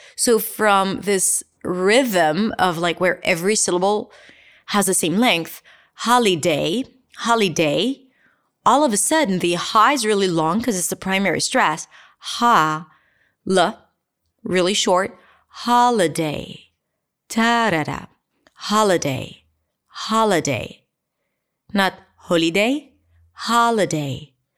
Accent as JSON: {"language": "English", "country": "Israel", "accent": "Israeli", "said": "I'll say it with my Israelist accent."}